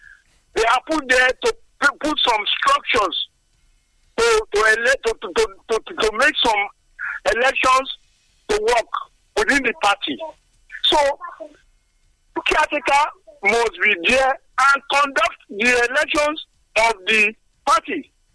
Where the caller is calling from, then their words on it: Nigeria; I'm calling from Songo.